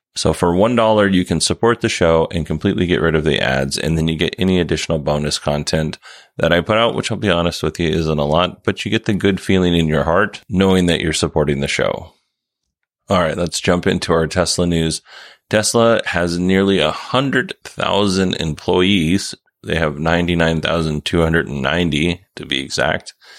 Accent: Kenai Peninsula, Alaska, United States; I grew up on the Kenai Peninsula

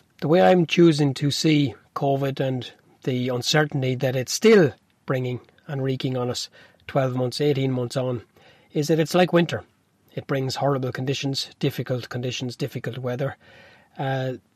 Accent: Newbridge, Leinster, Ireland; I'm from Newbridge

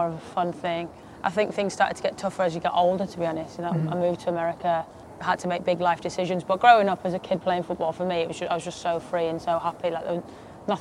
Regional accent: Harrogate, Yorkshire and the Humber, United Kingdom; accent: thick accent; moved away as an adult; I'm from Harrogate, so it's just a small town

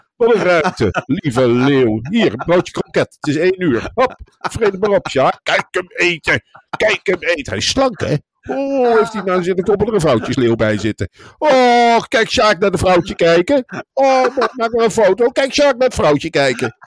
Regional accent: Arnhem, Gelderland, Netherlands; ik kom uit Arnhem.

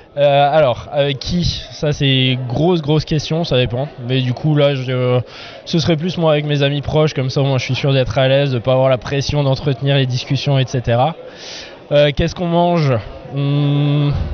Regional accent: Alsace, Grand Est, France; Je suis alsacien d'adoption, Je suis arrivé ici quand j'avais 5 ans, j'en ai 31

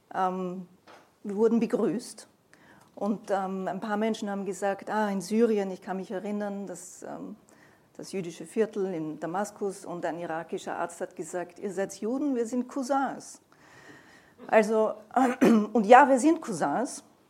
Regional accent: Vienna, Austria; als Wiener Jüdin

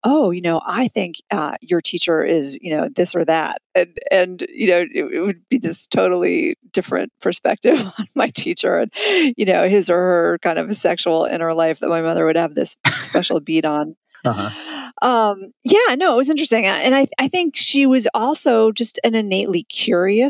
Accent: New York City, New York, United States; also born or lived in Colorado; now in Washington, D.C., United States; I grew up in Manhattan with her

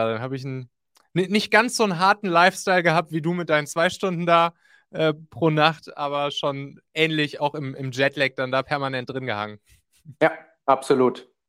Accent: North Rhine-Westphalia, Germany; Ich komme ja da aus dem Rheinland und da lief dann nachts im WDR-Radio, lief immer Domian.

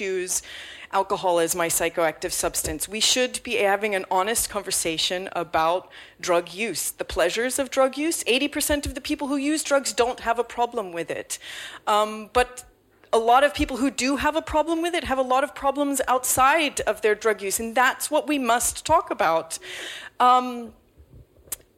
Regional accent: United States; now in London, United Kingdom; as an American growing up in the Nancy Reagan era

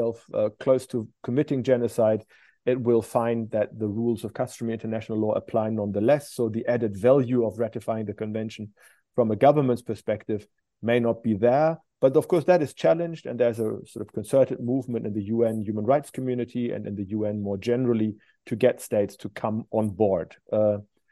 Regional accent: Germany; now in Glasgow, United Kingdom; my home country, Germany.

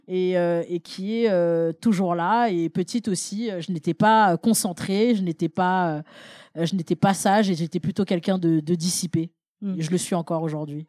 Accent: Paris, Île-de-France, France; je suis née à Paris 20e

